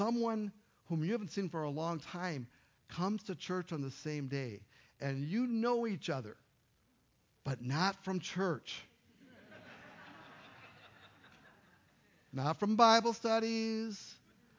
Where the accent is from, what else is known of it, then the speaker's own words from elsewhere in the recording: Duluth, Minnesota, United States; moved away; I moved away from Duluth. Right, from my high school